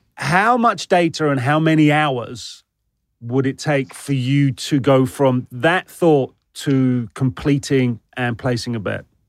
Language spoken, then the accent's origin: English; United Kingdom; now in United States; as a Brit